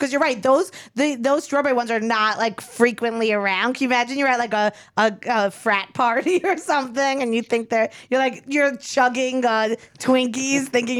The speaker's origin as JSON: {"language": "English", "area": "Long Island", "region": "New York", "country": "United States", "tie": "born or raised there", "said": "I was Long Island"}